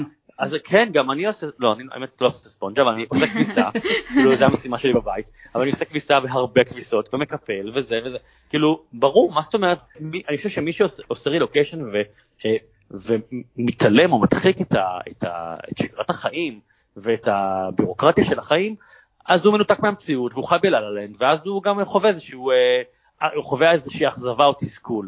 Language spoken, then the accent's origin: Hebrew; Israel; המסירות שלנו, היצירתיות שלנו כישראלים